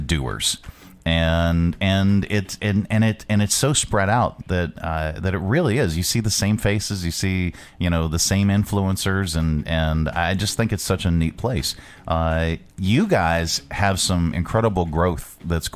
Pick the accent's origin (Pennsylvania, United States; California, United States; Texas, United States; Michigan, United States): Pennsylvania, United States; Pittsburgh; moved away as an adult; now in Lynchburg, United States; I was from the Pittsburgh area, and we had owned radio stations up there